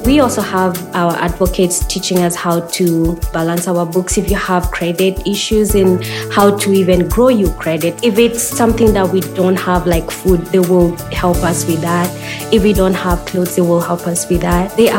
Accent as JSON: {"language": "English", "region": "Nairobi", "country": "Kenya", "moved": "yes", "said": "I was looking for a home for me and my girls after we came from Nairobi."}